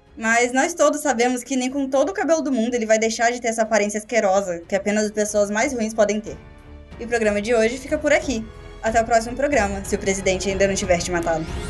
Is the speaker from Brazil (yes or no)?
yes; Rio Grande do Sul, Brazil; eu sou do Rio Grande do Sul